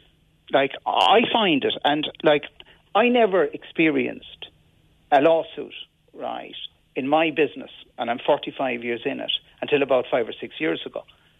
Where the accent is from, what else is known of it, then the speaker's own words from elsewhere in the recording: Limerick, Munster, Ireland; And when I grew up in Limerick, the people I was friendly with came from every single area in Limerick.